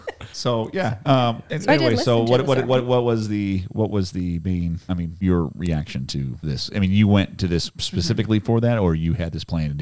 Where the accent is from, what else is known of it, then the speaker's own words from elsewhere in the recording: New England, United States; moved away; I grew up in New England.